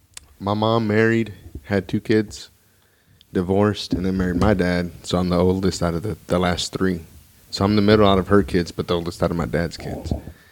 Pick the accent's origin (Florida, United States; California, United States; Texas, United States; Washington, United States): Texas, United States; Houston; Actually, I was born here in Houston.